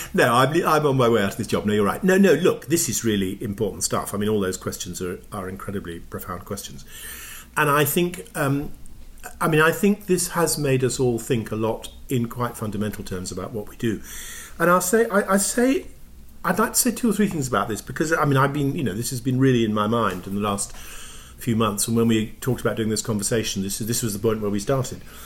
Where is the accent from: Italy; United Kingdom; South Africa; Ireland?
United Kingdom; England; now in Toronto, Canada; as an English person